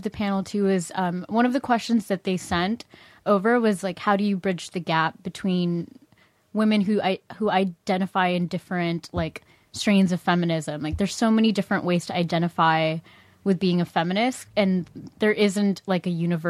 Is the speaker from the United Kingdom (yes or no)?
no; Philippines; I'm from the Philippines.